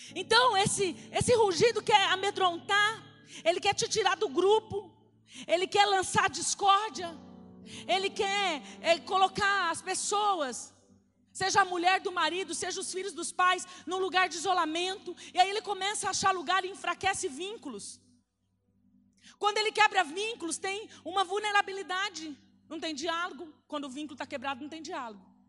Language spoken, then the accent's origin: Portuguese; Pedro Gomes, Mato Grosso do Sul, Brazil; moved away; Que eu, eu, eu, vim lá de Pedro Gomes